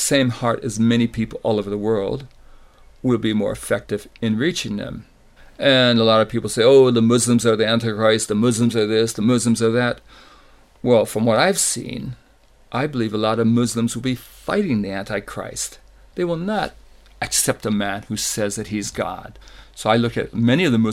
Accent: United States; moved away as an adult; also born or lived in Indonesia / Greece; the Catholic neighborhoods I grew up in the States

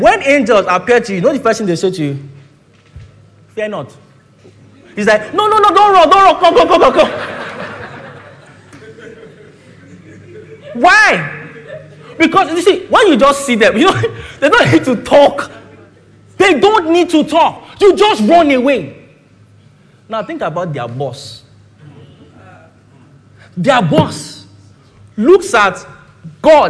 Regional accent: Ilorin, Kwara, Nigeria; now in Lagos, Nigeria; I'm from Ilorin

